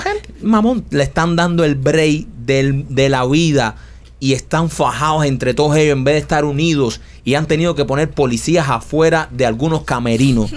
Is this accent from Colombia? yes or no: no; Cuba